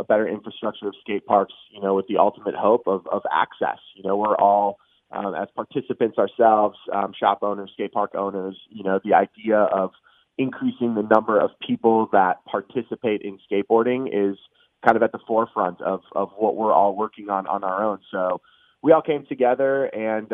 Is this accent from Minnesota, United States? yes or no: yes; Minneapolis, Minnesota, United States; I was born and raised in the Twin Cities